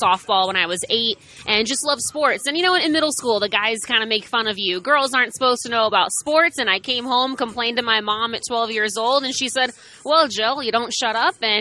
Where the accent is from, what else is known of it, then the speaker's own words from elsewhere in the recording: Hermosa Beach, California, United States; moved away as an adult; also born or lived in Boston; In a small town called Hermosa Beach, California. It's in L.A. County